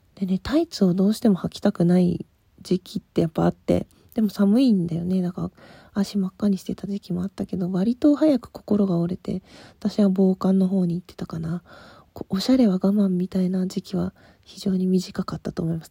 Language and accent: Japanese; Asahikawa, Hokkaido, Japan; moved away; also born or lived in Tokyo; 学校帰りその旭川のバス